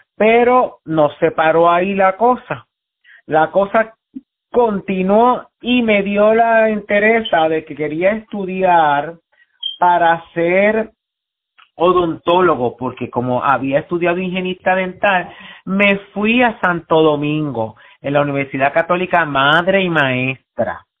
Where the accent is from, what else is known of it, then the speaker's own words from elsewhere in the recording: San Juan, Puerto Rico; yo nací en Puerto Rico, en Río Piedra, en el Hospital Centro Médico